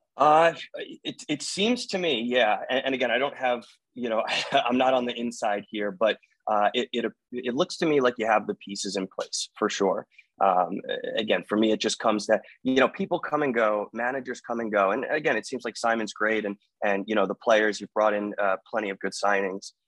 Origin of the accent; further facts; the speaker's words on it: New Jersey, United States; now in Maryland, United States; I was born and bred in New Jersey. Uh, I reside in the state of Maryland right now.